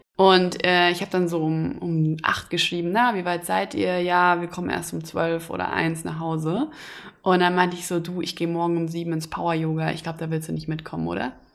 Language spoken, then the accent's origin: German; Hesse, Germany; now in Berlin, Germany; komme ich aus Hessen